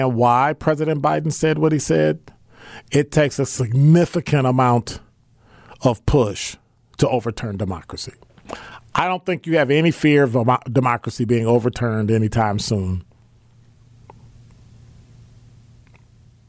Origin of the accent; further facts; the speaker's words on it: Illinois, United States; now in Wisconsin, United States; I'm from Illinois